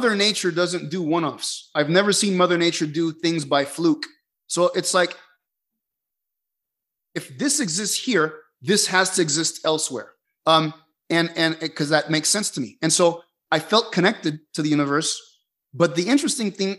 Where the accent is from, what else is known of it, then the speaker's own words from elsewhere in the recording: Caracas, Capital District, Venezuela; moved away; I grew up in Caracas, Venezuela, lots of city lights